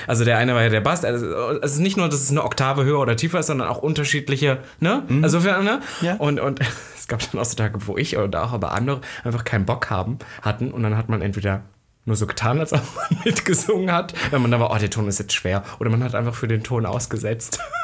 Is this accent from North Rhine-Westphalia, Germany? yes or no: no; Halle, Saxony-Anhalt, Germany; moved away; wo ich herkomme, in Halle